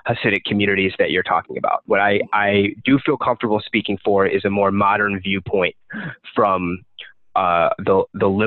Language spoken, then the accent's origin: English; Virginia, United States; now in Brooklyn, United States; My family is from Brooklyn, I didn't grow up in Brooklyn. I grew up in Virginia